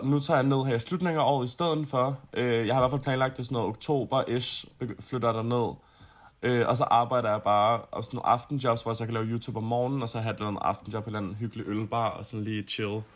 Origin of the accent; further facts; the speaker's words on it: Copenhagen, Capital Region of Denmark, Denmark; Jeg er fra Østerbro i København